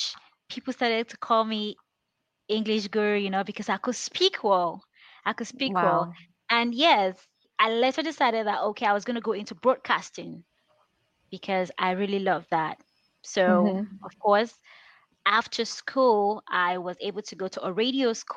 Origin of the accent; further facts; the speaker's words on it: Nigeria; English is a second language; I grew up in the village